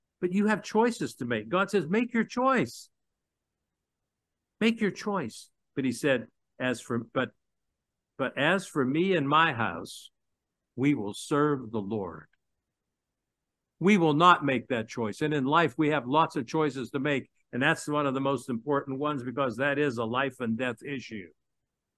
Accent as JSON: {"language": "English", "town": "Pittsburgh", "region": "Pennsylvania", "country": "United States", "tie": "born or raised there", "moved": "as an adult", "said": "I came back to my hometown of Pittsburgh"}